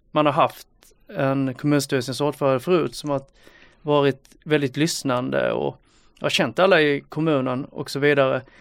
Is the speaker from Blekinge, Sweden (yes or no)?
yes; Sölvesborg, Blekinge, Sweden; i Sölvesborg, där jag växte upp